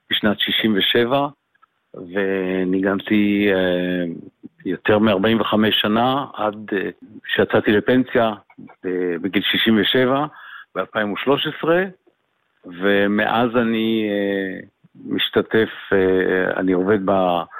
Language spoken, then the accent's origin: Hebrew; Tel Aviv, Tel Aviv District, Israel; אני אה, יליד אה, אה, תל אביב, ולמשפחה מוזיקלית.